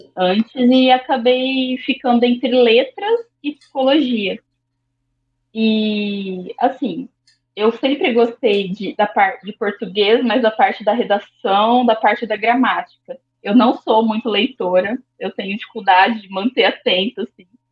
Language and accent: Portuguese; Londrina, Paraná, Brazil; also born or lived in Sorriso, Mato Grosso; sou de Londrina